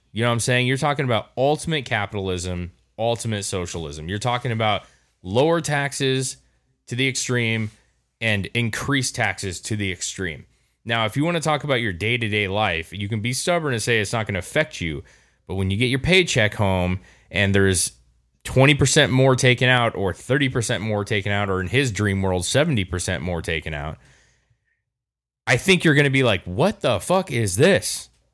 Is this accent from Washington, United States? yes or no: yes; Longview, Washington, United States; born or raised there